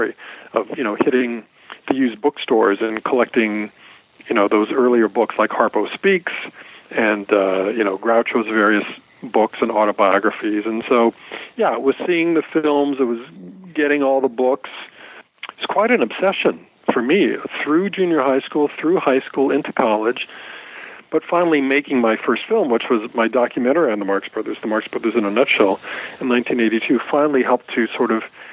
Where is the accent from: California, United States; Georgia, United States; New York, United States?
California, United States; Fullerton; I grew up in Southern California. I grew up in Fullerton.